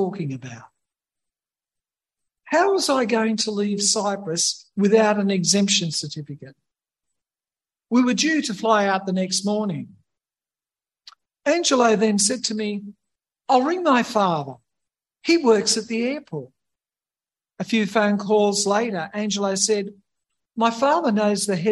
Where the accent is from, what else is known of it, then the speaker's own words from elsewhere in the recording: Australia; I was, after all, born and bred in Australia